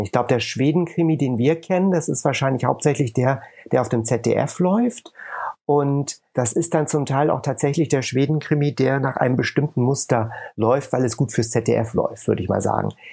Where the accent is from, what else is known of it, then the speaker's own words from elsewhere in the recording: Hamburg, Germany; moved away as an adult; also born or lived in England / Texas / Los Angeles; Ich äh, komme ursprünglich aus Hamburg bin gebürtiger Hamburger, bin aber dann nach dem Studium oder zum Studium schon nach England gegangen